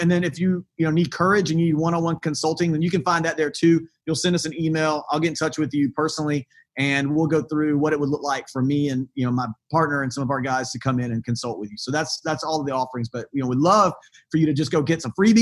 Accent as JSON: {"language": "English", "region": "the South", "country": "United States", "tie": "born or raised there", "said": "I grew up in the South"}